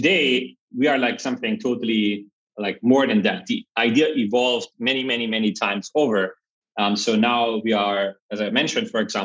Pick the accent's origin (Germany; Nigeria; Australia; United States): Germany; also born or lived in Berlin; I grew up in Germany in a very small village with 600 people